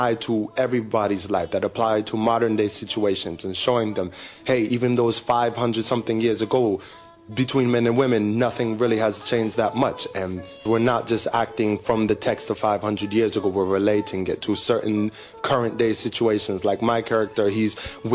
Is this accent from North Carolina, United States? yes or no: no; Connecticut, United States; moved away as an adult; now in Hong Kong; I'm from America, from Connecticut, actually, and I've been in Hong Kong for 2 years